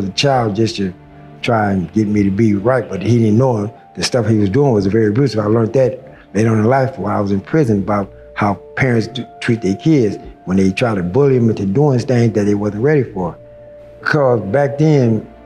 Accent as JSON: {"language": "English", "town": "Long Beach", "region": "California", "country": "United States", "tie": "born or raised there", "also_born_or_lived": "Los Angeles, California / Pensacola, Florida", "said": "I'm from Long Beach, California, by way of Los Angeles County"}